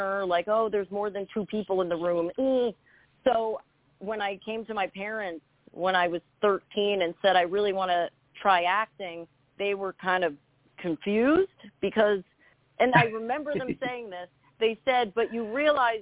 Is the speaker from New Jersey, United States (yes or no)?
yes; New Jersey, United States; I grew up in Jersey. I'm a New Jersey girl